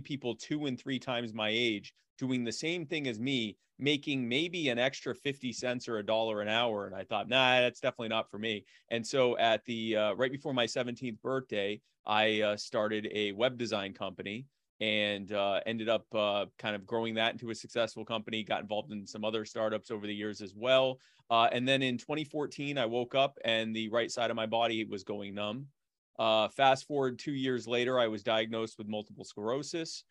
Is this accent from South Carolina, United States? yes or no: yes; Myrtle Beach, South Carolina, United States; also born or lived in Baltimore, Maryland; I was born in Baltimore, but we moved to Myrtle Beach when I was a kid